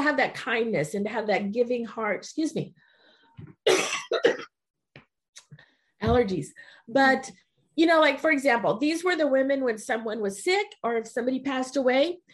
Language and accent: English; Weslaco, Texas, United States; my childhood growing up in Weslaco